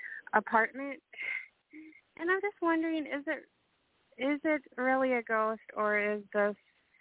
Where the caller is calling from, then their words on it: Minnesota, United States; I'm calling from Minnesota.